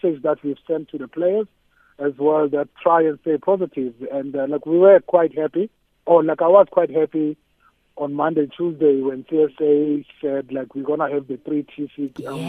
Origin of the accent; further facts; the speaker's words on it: Soweto, Gauteng, South Africa; Like any other township boy, I mean, like I'm from Soweto, you know, like in Orlando East